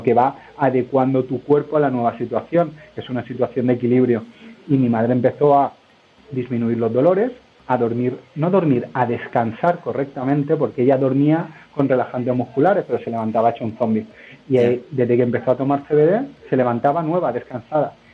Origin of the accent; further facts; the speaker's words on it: Málaga, Andalusia, Spain; moved away as an adult; now in Madrid, Spain; yo soy de Málaga, eh, pero llevo ya 11 años en Madrid. Eh, me formé en Málaga